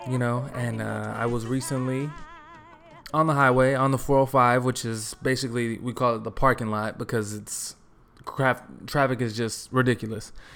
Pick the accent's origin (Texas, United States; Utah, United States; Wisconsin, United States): Texas, United States; moved away as an adult; also born or lived in New York; now in Los Angeles, United States; I grew up in Texas